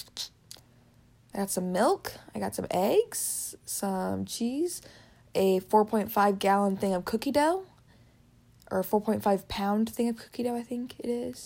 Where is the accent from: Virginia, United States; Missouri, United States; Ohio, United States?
Missouri, United States; right here in good old Missouri